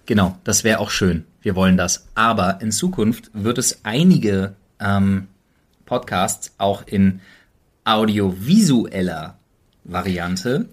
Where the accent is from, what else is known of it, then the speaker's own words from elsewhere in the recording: Berlin, Germany; als Berliner